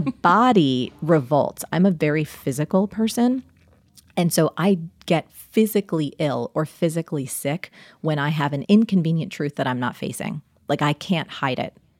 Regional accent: New Jersey, United States; I'm from New Jersey

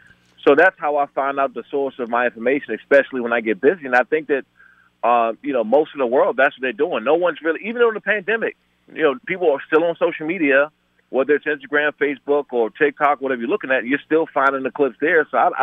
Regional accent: Maryland, United States; I grew up in PG County, in Maryland.

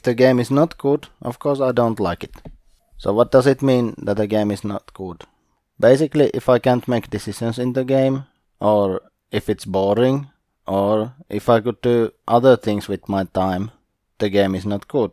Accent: Eastern Finland, Finland; I am from Eastern Finland

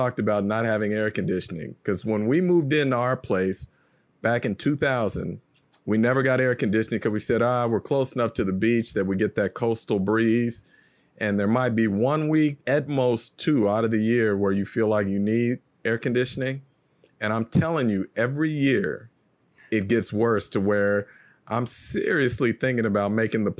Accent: Bay Area, California, United States; me growing up in the Bay Area

